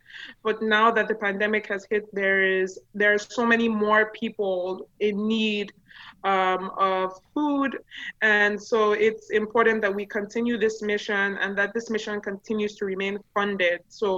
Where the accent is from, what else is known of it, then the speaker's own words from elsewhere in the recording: Nigeria; first language yo; English is a second language; And Ori in Yoruba language, which is my native tongue, means shea butter.